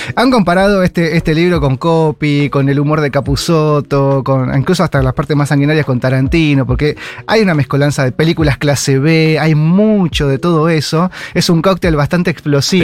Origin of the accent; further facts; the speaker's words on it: Argentina; somos argentinas